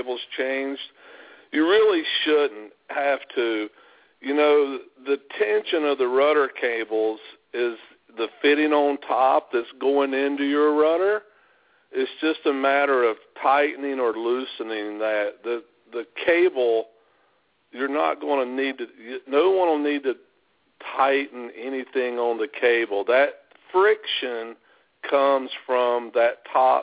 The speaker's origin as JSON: {"language": "English", "region": "North Carolina", "country": "United States", "said": "I'm from North Carolina"}